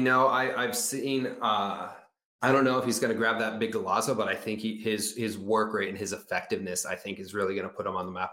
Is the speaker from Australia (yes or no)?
no; United States; We're we're American